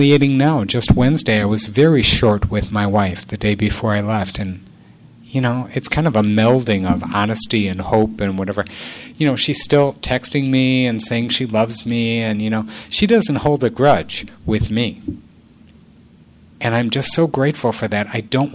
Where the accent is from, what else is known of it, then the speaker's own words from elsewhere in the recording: Illinois, United States; I'm from Illinois